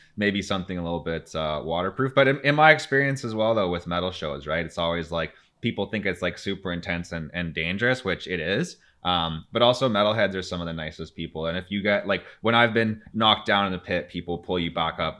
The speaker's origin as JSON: {"language": "English", "town": "Timmins", "region": "Ontario", "country": "Canada", "said": "I'm from Timmins"}